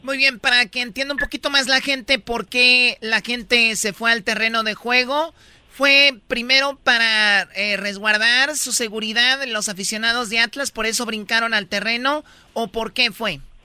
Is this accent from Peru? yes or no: no; Mexico; yo soy mexicana